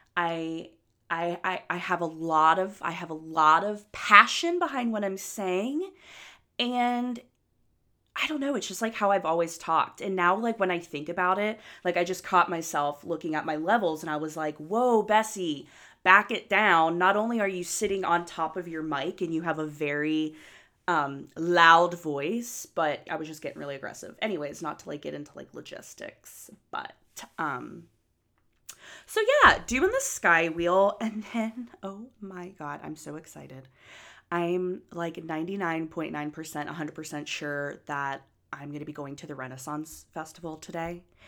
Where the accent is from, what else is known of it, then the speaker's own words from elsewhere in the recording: Anderson Township, Ohio, United States; growing up in Anderson